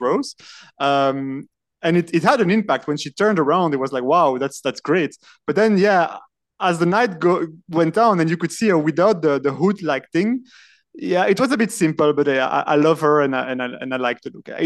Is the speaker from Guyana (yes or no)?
no; Brussels, Brussels-Capital Region, Belgium; first language French; English is a second language; I am actually from Brussels and I'm podcasting from Brussels at the moment